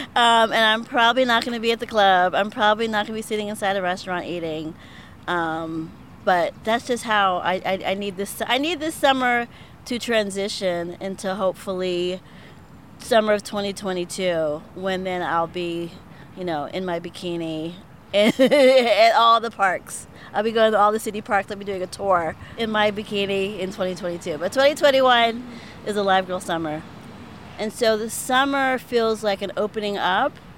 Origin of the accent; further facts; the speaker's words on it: Pittsburgh, Pennsylvania, United States; I'm from Pittsburgh, and I was born on the South Side and grew up on the North Side.